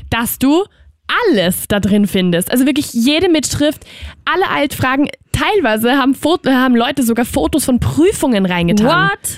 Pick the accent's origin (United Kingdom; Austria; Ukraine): Austria; Ich hoffe, sie will damit nicht sagen, dass ich hier als Österreicherin nicht reiche